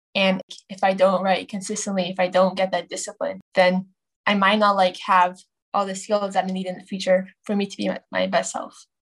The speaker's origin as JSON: {"language": "English", "area": "Bay Area", "region": "California", "country": "United States", "tie": "born or raised there", "also_born_or_lived": "Dallas, Texas / Chicago, Illinois", "said": "I'm 14 from the Bay Area. And I was born in Dallas, Texas, and then to Chicago. And five years ago, I came to California"}